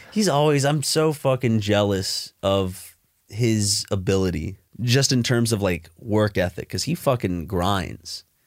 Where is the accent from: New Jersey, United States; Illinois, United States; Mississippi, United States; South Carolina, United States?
South Carolina, United States; Columbia; now in Los Angeles, United States; Columbia, my home t, like, my hometown where I was bo-, where I was born